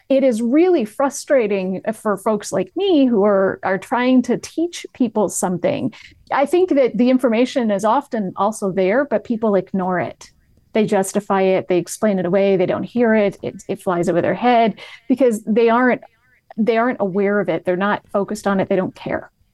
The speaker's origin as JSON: {"language": "English", "region": "New England", "country": "United States", "moved": "as an adult", "lives_now": "Los Angeles, United States", "said": "I moved to Los Angeles in twenty eighteen and I'm from New England"}